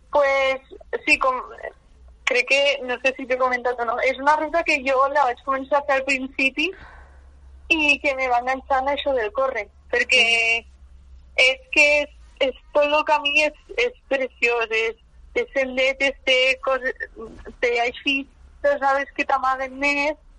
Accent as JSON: {"language": "Catalan", "town": "Mont-roig", "region": "Aragon", "country": "Spain", "tie": "born or raised there", "said": "jo he, he crescut sempre a Montroig, i soc de Montroig"}